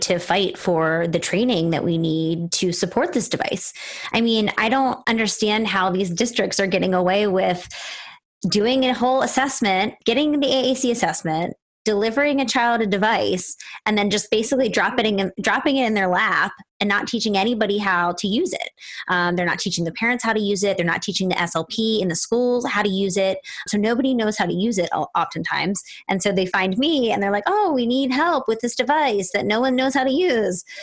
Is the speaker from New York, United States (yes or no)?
no; Pennsylvania, United States; moved away as an adult; now in California, United States; I'm from Pennsylvania and I was doing a lot of stuff in the schools in Pennsylvania. And then I moved to California